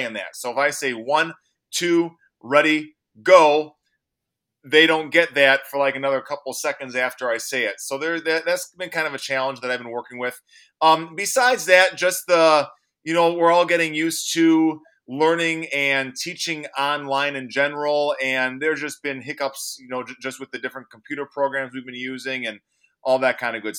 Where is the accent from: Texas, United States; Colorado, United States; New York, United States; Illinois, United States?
Illinois, United States; Chicago; now in Eau Claire, United States; So prior to living in Eau Claire, Wisconsin, I grew up in Chicago, Illinois.